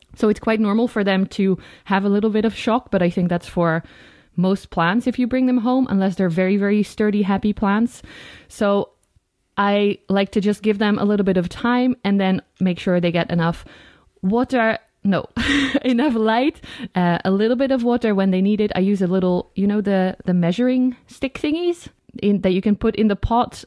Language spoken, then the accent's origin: English; Netherlands